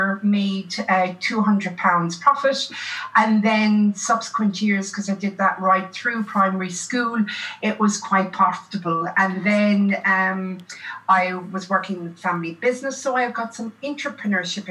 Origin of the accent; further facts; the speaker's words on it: Ireland; moved away as an adult; also born or lived in Limerick, Ireland / Melbourne, Australia; now in Australia; I'm originally Irish.